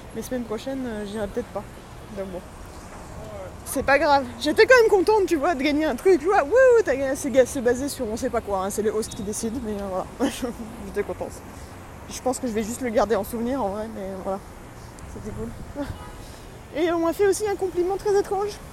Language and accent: French; France; now in New York, United States; je suis français, évidemment